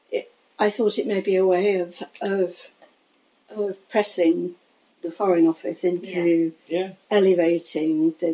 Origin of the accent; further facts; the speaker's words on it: Manchester, North West England, United Kingdom; We came from the Manchester area.